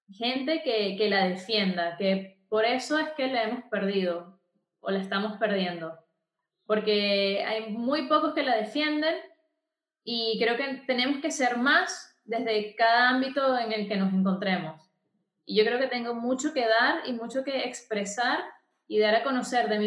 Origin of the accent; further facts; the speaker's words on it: Venezuela; Que ellos se queden con, con, eso en la cabeza de que yo vengo de Venezuela.